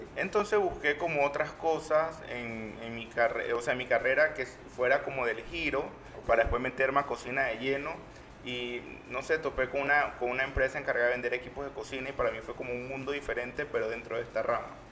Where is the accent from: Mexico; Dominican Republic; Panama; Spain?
Panama; yo como panameño